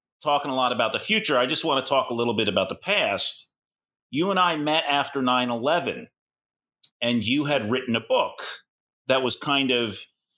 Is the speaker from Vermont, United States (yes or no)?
no; New York, United States; I'm a New Yorker